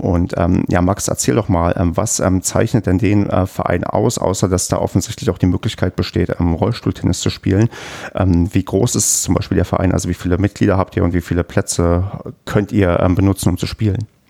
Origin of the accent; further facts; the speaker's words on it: Brandenburg, Germany; accent: Berlinerisch; Ich bin ja in Brandenburg ähm, geboren und aufgewachsen und habe früher auch sehr stark Berlinert